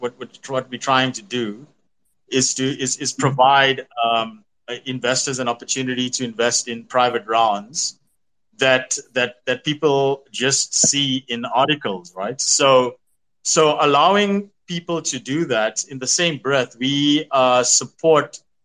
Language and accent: English; South Africa; I'm from South Africa